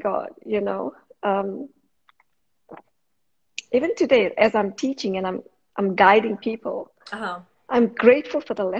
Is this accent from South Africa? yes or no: yes; South Africa; moved away as an adult; now in Australia; I'm from South Africa originally. I was born in South Africa.